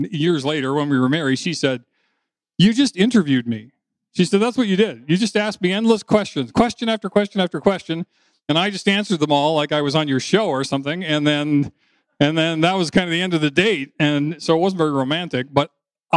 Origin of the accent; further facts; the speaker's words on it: New Brunswick, Canada; moved away; also born or lived in Toronto; I was coming home from Toronto to my hometown in New Brunswick, where my parents had owned the house, and that's where I grew up